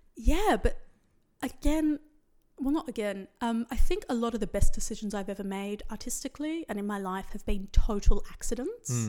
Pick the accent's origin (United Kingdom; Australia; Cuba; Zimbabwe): Australia; Sydney, New South Wales; I grew up in Western Sydney where there was quite a lot of misogyny